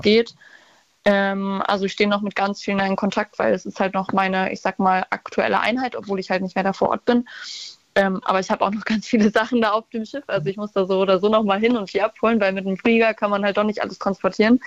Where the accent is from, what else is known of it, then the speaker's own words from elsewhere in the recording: Brandenburg, Germany; also born or lived in Wilhelmshaven; ich komme nur aus Brandenburg